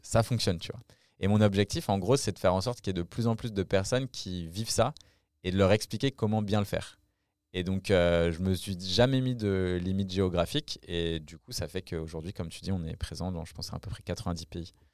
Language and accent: French; France; accent: French; mon accent français